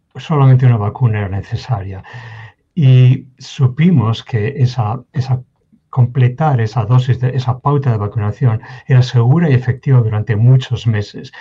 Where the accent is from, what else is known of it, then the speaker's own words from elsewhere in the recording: Spain; moved away as an adult; now in Kansas, United States; yo soy natural de España, nací en España, crecí en España